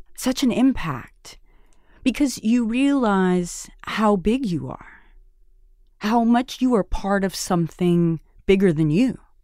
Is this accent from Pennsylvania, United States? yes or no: no; Alice, Texas, United States; moved away as an adult; also born or lived in Washington, D.C. / Mexico / Seattle / New York; growing up in Alice, it was a gift